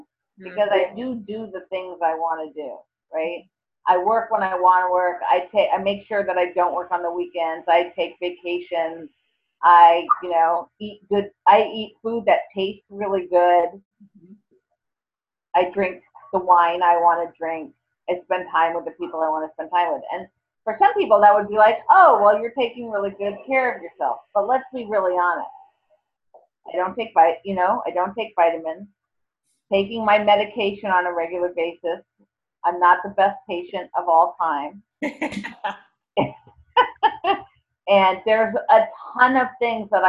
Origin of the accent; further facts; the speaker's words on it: New York City, New York, United States; I'm from New York City